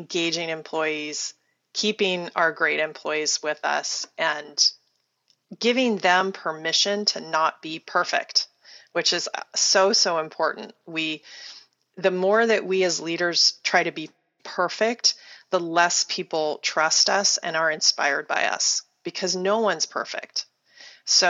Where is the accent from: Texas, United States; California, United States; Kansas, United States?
Kansas, United States; Wichita; moved away; I was born in Wichita, Kansas, which is about the most Midwestern town in the Midwest you can possibly be from.